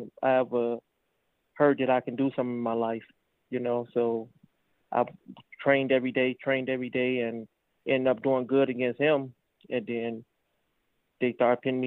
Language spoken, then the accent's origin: English; Chicago, Illinois, United States; Originally, I'm from Chicago